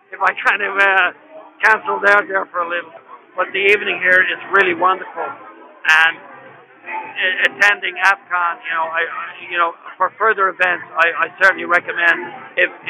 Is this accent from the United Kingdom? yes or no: no; Dublin, Leinster, Ireland; We came over from Dublin, Ireland